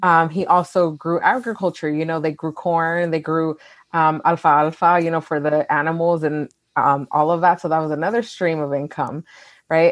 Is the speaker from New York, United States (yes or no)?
no; Wilmington, California, United States; I was born and raised in California